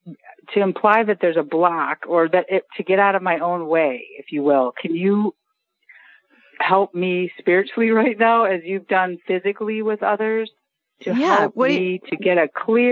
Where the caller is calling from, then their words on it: Jacksonville, Florida, United States; Outside of Jacksonville.